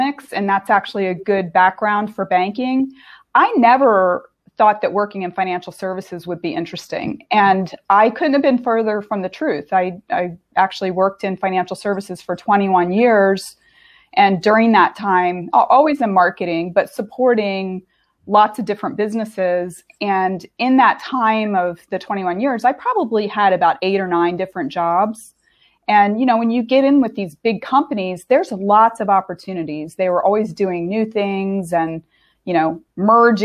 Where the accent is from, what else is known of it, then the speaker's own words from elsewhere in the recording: southern Delaware, United States; moved away as an adult; also born or lived in Boston; I grew up in Delaware.